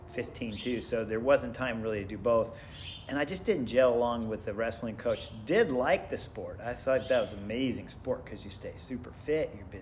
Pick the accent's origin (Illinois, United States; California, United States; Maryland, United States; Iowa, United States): California, United States; San Diego; accent: East Coast; also born or lived in Connecticut / Virginia; So a little bit of my accent, I think, I picked up is from East Coast. Even though I've elementary school, middle school, high school, lived here for 30-something years.